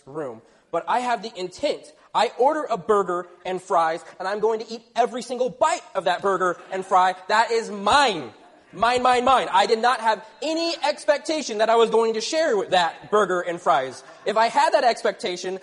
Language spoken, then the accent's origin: English; Texas, United States; moved away; I grew up in Texas